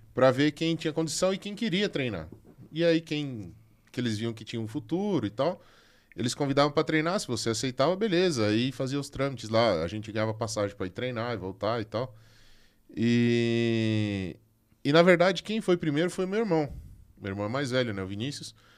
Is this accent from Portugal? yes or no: no; Concórdia, Santa Catarina, Brazil; lá da minha cidade, lá de Concórdia